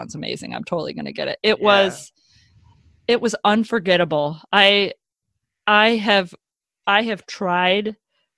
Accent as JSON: {"language": "English", "town": "Chicago", "region": "Illinois", "country": "United States", "said": "we're from Chicago"}